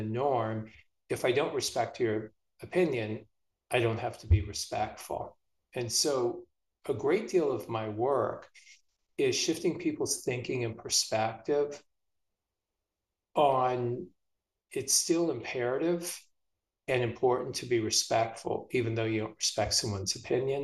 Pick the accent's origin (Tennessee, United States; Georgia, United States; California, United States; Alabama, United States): California, United States; moved away as an adult; now in Philadelphia, United States; I'm from California. I grew up there until about my mid-20s.